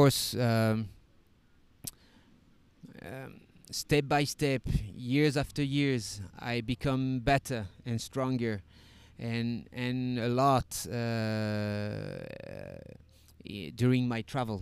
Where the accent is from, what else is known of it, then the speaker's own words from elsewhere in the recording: Paris, Île-de-France, France; English is a second language; moved away as an adult; now in Mexico; I come from Paris, from the suburbs of Paris